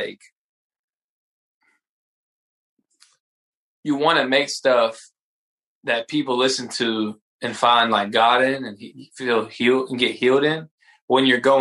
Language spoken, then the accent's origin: English; Brunswick, Georgia, United States; also born or lived in Atlanta, Georgia; I grew up in Brunswick, Georgia